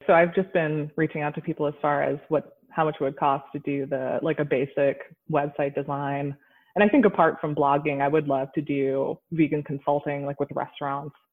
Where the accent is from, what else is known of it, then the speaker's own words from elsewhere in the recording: Rhode Island, United States; I grew up in Rhode Island, which is like the ocean state.